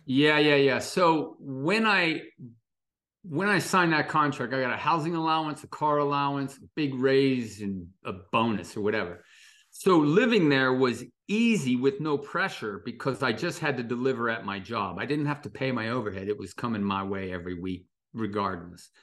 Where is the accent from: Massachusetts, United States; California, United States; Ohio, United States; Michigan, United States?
Ohio, United States; Dayton; I didn't grow up in West Virginia, by the way. I grew up in Ohio, Dayton, Ohio.